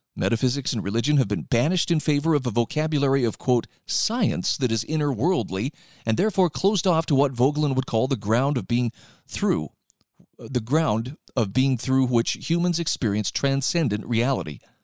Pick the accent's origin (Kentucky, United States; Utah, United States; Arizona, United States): Utah, United States; my home state of Utah